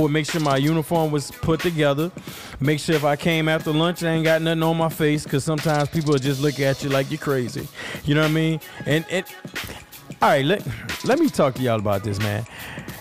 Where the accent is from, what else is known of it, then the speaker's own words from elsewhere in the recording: New Orleans, Louisiana, United States; I'm from New Orleans, and in New Orleans we have like a lazy tongue, like a lazy mouth